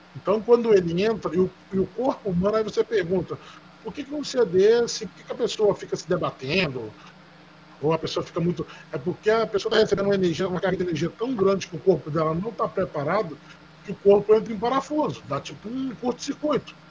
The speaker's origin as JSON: {"language": "Portuguese", "region": "Minas Gerais", "country": "Brazil", "moved": "yes", "said": "Tem muitos anos que eu saí de Minas"}